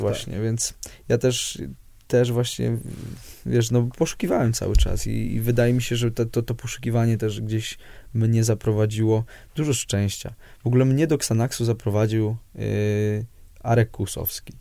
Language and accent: Polish; Poland; now in Warsaw, Poland; jestem z Piotrkowa